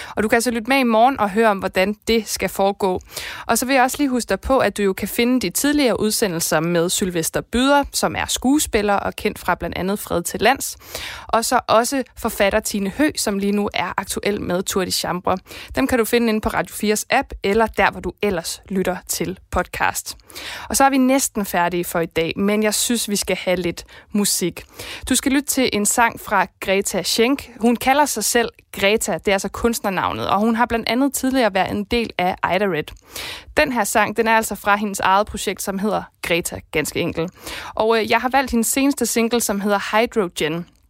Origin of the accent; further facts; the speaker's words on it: Esbjerg, Southern Denmark, Denmark; jeg er jo selv fra Esbjerg og Vesterhavet